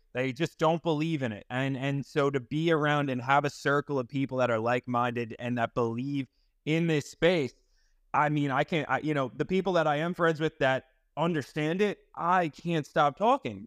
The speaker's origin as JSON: {"language": "English", "area": "eastern Long Island", "region": "New York", "country": "United States", "tie": "born or raised there", "moved": "yes", "lives_now": "Clearwater, United States", "said": "I was actually born and raised on Long Island. I'm living in Florida now"}